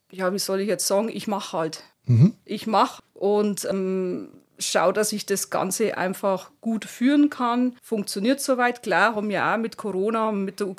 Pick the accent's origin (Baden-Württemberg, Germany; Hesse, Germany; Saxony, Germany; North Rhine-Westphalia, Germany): Saxony, Germany; Waldeck; ich stamme ja vorne aus Waldeck bei Chemnitz.